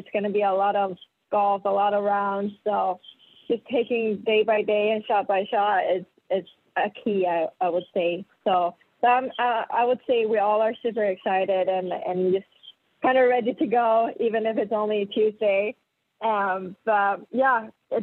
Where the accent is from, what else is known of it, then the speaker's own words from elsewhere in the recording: Gothenburg, Västra Götaland, Sweden; moved away as an adult; also born or lived in Florida; I'm from Sweden, born and raised in Gothenburg.